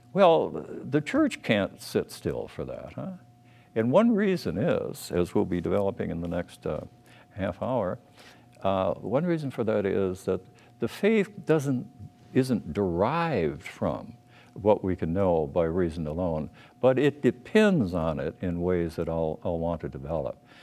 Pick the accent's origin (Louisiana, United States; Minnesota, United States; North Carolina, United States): Minnesota, United States; Minneapolis; I was born in Minneapolis